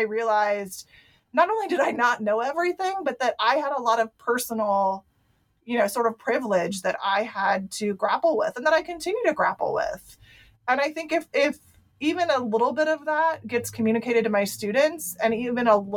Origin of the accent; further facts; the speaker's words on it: Ohio, United States; I was raised in Ohio.